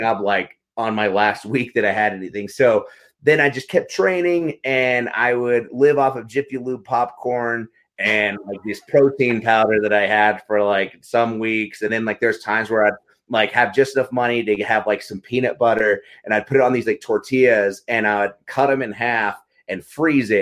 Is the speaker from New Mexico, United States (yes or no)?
yes; Carlsbad, New Mexico, United States; I grew up in Carlsbad, New Mexico, a really small town in, in the Southwest